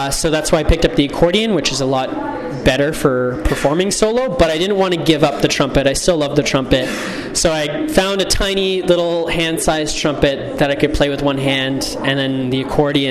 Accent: Canada; I was born in Canada

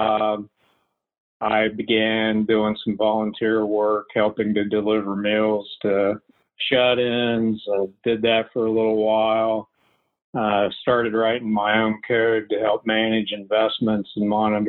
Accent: West Virginia, United States; I grew up in West Virginia

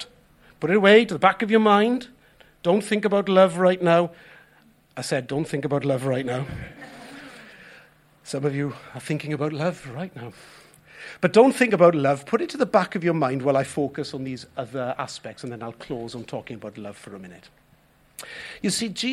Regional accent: Wales, United Kingdom; us as Welsh people

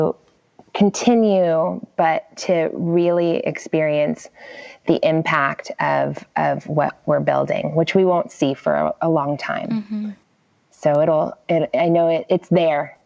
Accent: Gainesville, Florida, United States; moved away as an adult; now in California, United States; Florida, my hometown in Gainesville

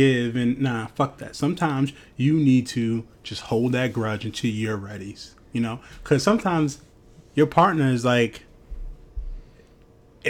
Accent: New York, United States; Growing up in New York, not having AC, summer was trash.

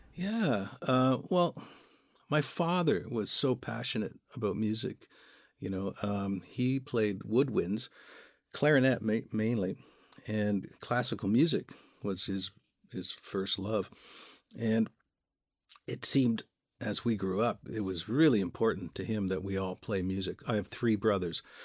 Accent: Welland, Ontario, Canada; also born or lived in Toronto; we're from Welland. We grew up in Welland.

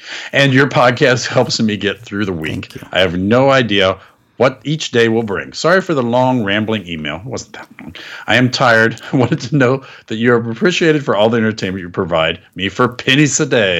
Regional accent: Florida, United States; First off, I have to apologize for my home state of Florida.

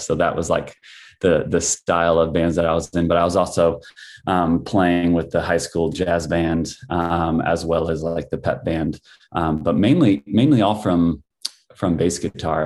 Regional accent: El Paso, Illinois, United States; I grew up in a small town in central Illinois called El Paso, Illinois.

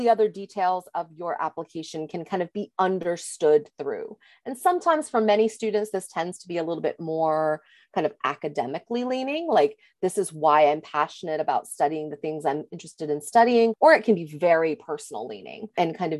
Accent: the South, United States; as a Southerner

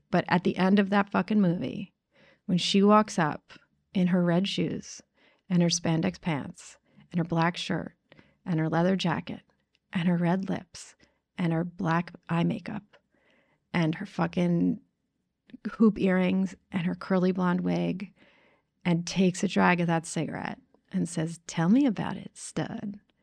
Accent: New York City, New York, United States; I grew up in New York City, nineteen seventy-four

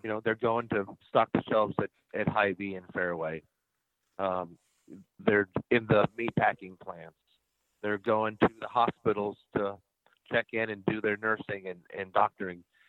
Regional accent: Van Meter, Iowa, United States; also born or lived in Johnston, Iowa; born and raised in Van Meter

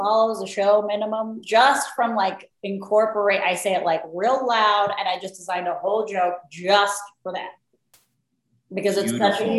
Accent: Mexico City, Mexico; moved away; I grew up in the Mexico City.

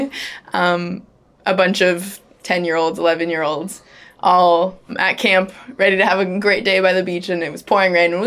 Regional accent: New Haven, Connecticut, United States; I grew up in New Haven, Connecticut with the New Haven Friends meeting

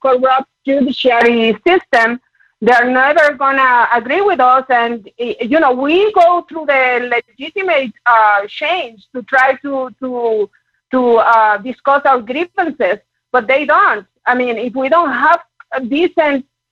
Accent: Puerto Rico; English is a second language; moved away as an adult; now in San Antonio, United States; I'm actually from Puerto Rico, but I came here in 1995 because I was in the military

